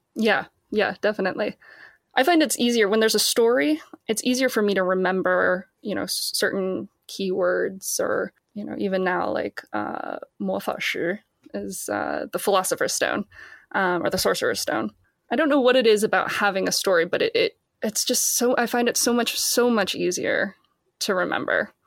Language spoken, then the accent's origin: English; Boston, Massachusetts, United States; I'm from Boston, Massachusetts